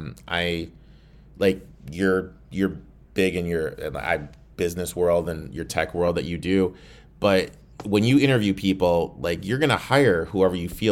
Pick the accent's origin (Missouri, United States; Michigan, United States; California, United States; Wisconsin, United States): Michigan, United States; I was offered one of the private schools where I grew up in Michigan offered me basketball scholarship in high school